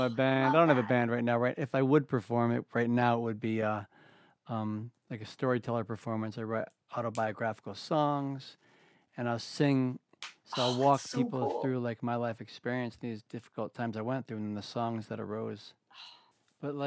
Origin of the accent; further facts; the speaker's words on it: Ithaca and Auburn, New York, United States; also born or lived in West Coast; I was born on the West Coast. I was raised in the East, you know, and I was like 10 years old. We moved from Ithaca, New York, where I live now, which is a progressive community. Mm-hmm. We moved to a conservative blue-collar town called Auburn, New York